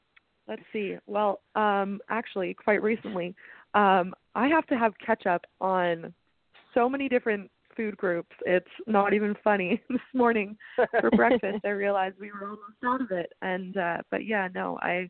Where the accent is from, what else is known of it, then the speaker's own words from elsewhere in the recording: Canada; now in Nashville, United States; Growing up in Canada